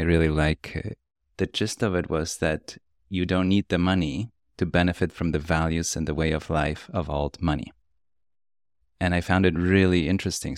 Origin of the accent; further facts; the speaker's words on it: Poland; moved away; I grew up in Poland